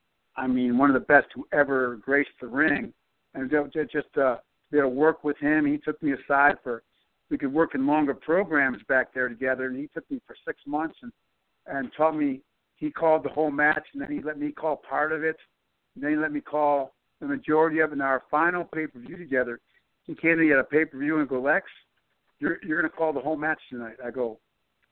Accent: Buffalo, New York, United States; Buffalo, where I'm sitting right now

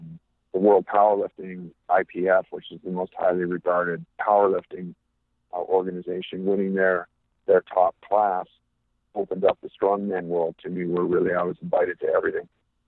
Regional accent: West Coast, United States; But growing up on the West Coast, I had the privilege to see amazing athletes like Don Leo Jonathan

